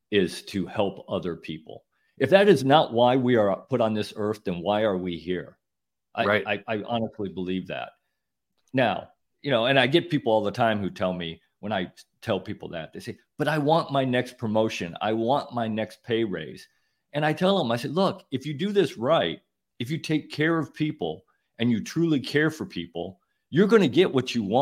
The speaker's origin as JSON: {"language": "English", "region": "Midwest", "country": "United States", "tie": "born or raised there", "said": "I grew up in the Midwest. I had no idea what a hurricane was."}